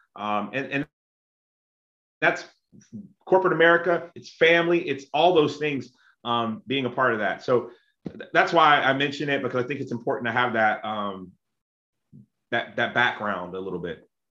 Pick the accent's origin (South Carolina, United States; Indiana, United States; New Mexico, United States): South Carolina, United States; also born or lived in Texas / Illinois; now in Norcross, United States; I grew up in South Carolina, which is very conservative